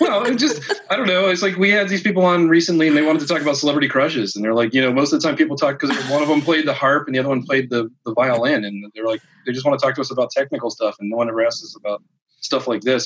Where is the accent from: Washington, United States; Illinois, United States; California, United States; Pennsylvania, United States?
Pennsylvania, United States; Philadelphia; I'm from the East Coast, from Philly